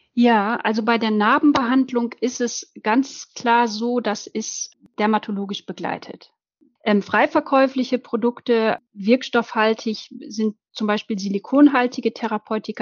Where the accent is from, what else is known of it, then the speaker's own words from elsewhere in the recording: Germany; bei uns in Deutschland